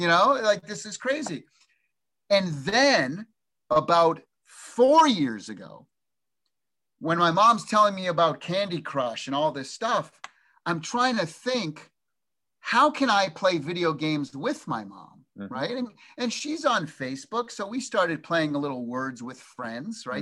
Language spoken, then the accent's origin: English; Massachusetts, United States; moved away as an adult; now in Orange County, United States; I grew up in the East Coast in Massachusetts for 21 years, and then been here 32 years